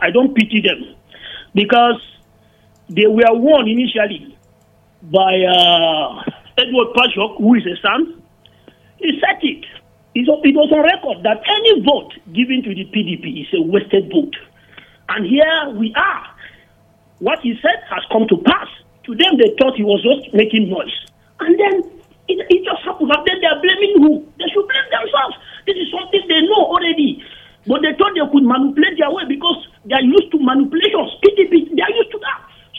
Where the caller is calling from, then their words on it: Holshi, Plateau, Nigeria; I'm calling from Holshi.